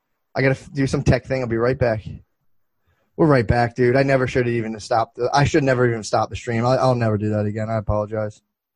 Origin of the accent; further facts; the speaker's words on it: United States; I'm an American, bro.